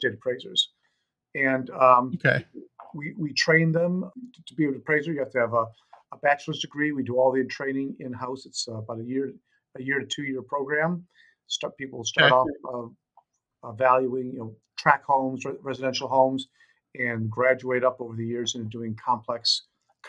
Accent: Warren, Michigan, United States; moved away as an adult; now in California, United States; I even ran for city council in my hometown of Warren, Michigan

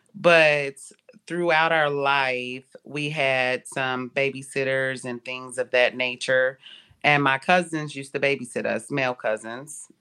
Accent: Cincinnati, Ohio, United States; I was born in Cincinnati, Ohio.

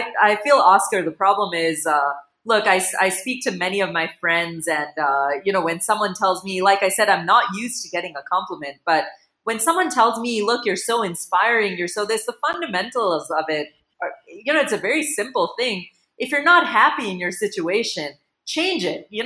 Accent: United States; also born or lived in Chicago; now in India; moved to the U.S. when I was about 4 years old

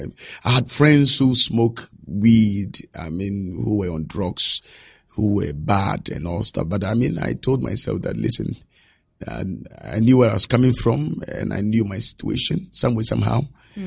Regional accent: Nima, Greater Accra, Ghana; When I was growing up, I saw poverty.

